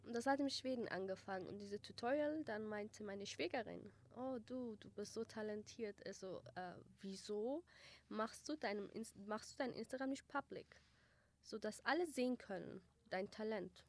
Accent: Germany; German is a second language; now in Erbil, Iraq; Ich war sechs. Erstes Schuljahr habe ich dort äh, gemacht.

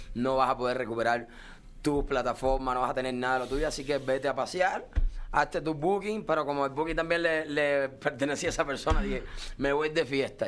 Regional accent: Cuba; also born or lived in Las Vegas; now in Miami, United States; los cubanos no tenemos derechos cubanos

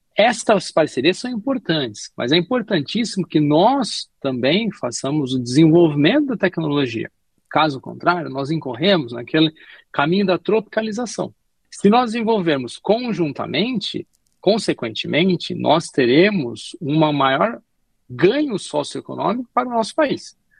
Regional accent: Brazil; quem melhor conhece o Brasil somos nós, brasileiros

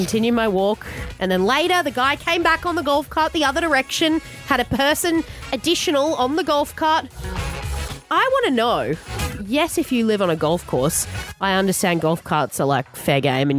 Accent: Queensland, Australia; I'm a Queenslander

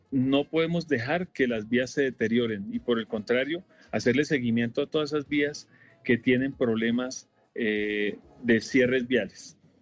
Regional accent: Colombia; como colombianos

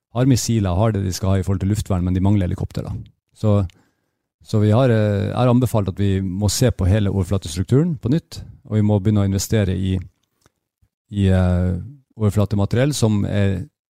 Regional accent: Bjerkvik, Nordland, Norway; Jeg vokste opp i Nord-Norge. Eh, i Bjerkvik, like ved Narvik.

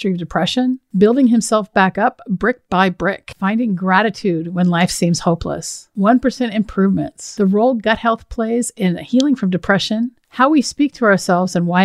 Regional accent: Washington, United States; I went to this small school in Seattle, actually, because I grew up in Washington State

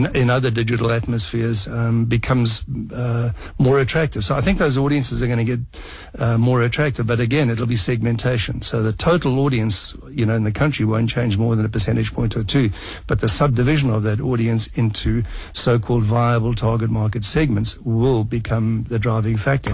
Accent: South Africa; as a South African

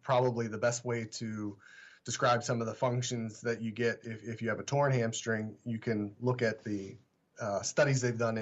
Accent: Pittsburgh, Pennsylvania, United States; moved away as an adult; also born or lived in Washington, Pennsylvania / Philadelphia / Cleveland, Ohio; Originally, I'm from Pittsburgh

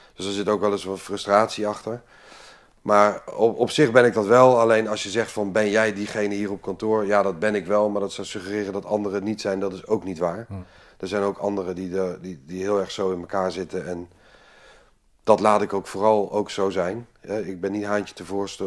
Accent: Amsterdam, North Holland, Netherlands; moved away as an adult; also born or lived in Limburg / The Hague; Toen ben ik eh, via een paar korte omzwervingen in Amsterdam terechtgekomen. Daar heb ik eigenlijk mijn hele leven verder

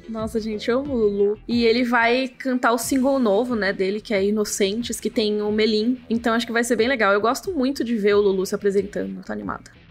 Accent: Brazil; como brasileiro

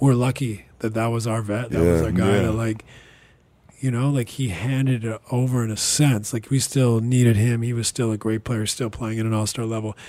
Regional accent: British Columbia, Canada; also born or lived in London; I'm from British Columbia

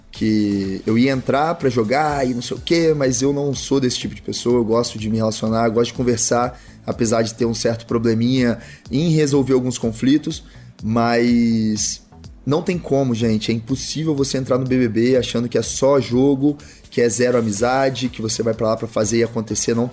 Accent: Conduru, Espírito Santo, Brazil; now in Rio de Janeiro, Brazil; eu vim de de Conduru, né, do Espírito Santo aqui pro Rio, vai fazer dois anos agora

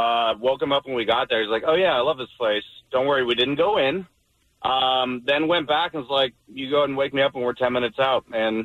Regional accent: Whittier, California, United States; now in Irvine, United States; I grew up in Whittier.

